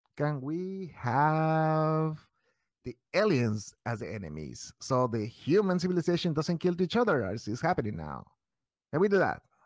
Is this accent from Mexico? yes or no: yes; Mexico; now in Chicago, United States; I'm from Mexico